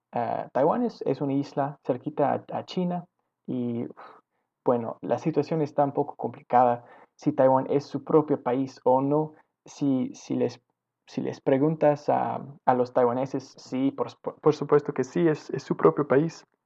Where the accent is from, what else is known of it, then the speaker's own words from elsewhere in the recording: Victoria, British Columbia, Canada; Spanish is a second language; also born or lived in Shawnigan Lake; yo nací en Victoria, ah, en este pueblito.